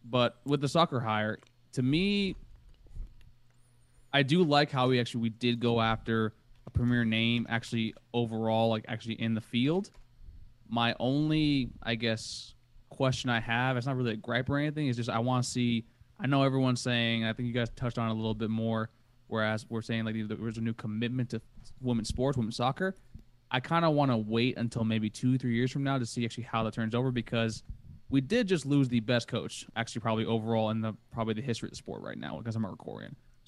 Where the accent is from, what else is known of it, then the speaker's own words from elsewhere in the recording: Coconut Creek, Florida, United States; I'm from Coconut Creek.